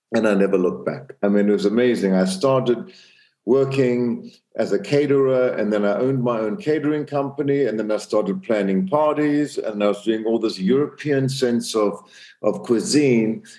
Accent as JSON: {"language": "English", "country": "Zambia", "tie": "born or raised there", "also_born_or_lived": "South Africa", "moved": "yes", "said": "I grew up in Central Africa, Zambia, in a very small town"}